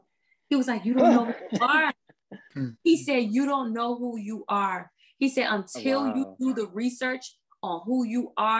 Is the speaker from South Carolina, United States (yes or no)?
yes; Charleston, South Carolina, United States; born or raised there; accent: Gullah Geechee